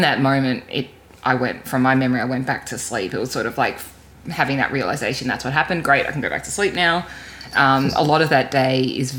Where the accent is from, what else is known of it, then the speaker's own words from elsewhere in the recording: Canberra, Australian Capital Territory, Australia; I grew up in Canberra as a very, keen and active swimmer.